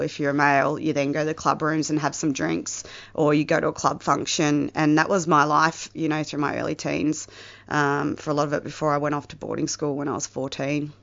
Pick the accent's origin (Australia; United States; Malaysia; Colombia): Australia; the Mallee, northwest Victoria; I am not from Melbourne. I originally grew up in the Mallee, uh, northwest Victoria, in a small country town.